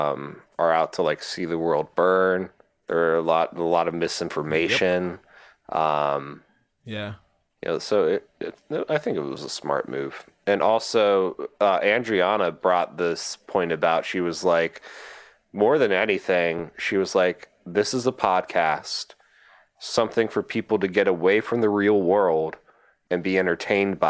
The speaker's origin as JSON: {"language": "English", "country": "United States"}